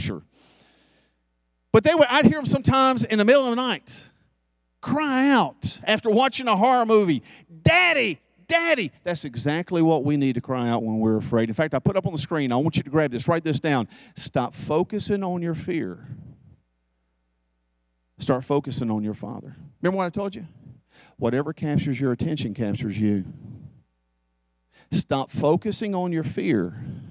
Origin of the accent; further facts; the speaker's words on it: the South, United States; I'm from the South.